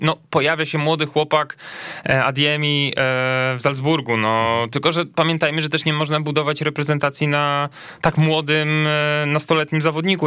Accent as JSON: {"language": "Polish", "region": "Lubusz Voivodeship", "country": "Poland", "said": "pochodzi z moich stron, niewielu jest tych reprezentantów z województwa lubuskiego, Słubice"}